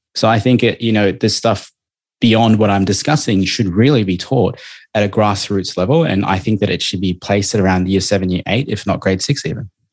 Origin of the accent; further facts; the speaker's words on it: Melbourne, Victoria, Australia; now in Gold Coast, Australia; I'm from Melbourne